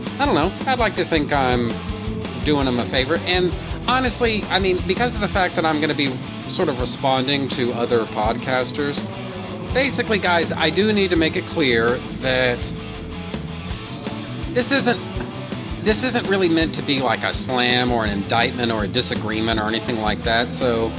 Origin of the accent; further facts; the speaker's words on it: Houston, Texas, United States; Houston, which is to say my hometown